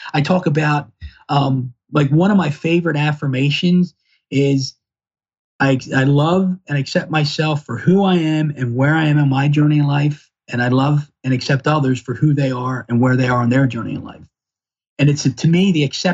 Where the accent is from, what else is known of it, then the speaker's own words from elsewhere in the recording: Baltimore, Maryland, United States; I grew up in Northeast Baltimore City